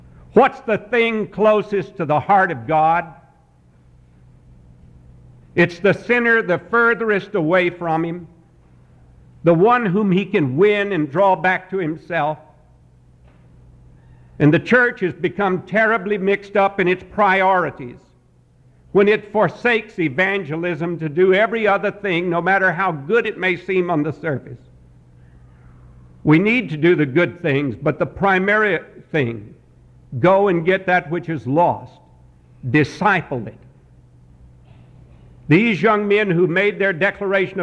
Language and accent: English; Montreat, North Carolina, United States; I am from Montreat, North Carolina.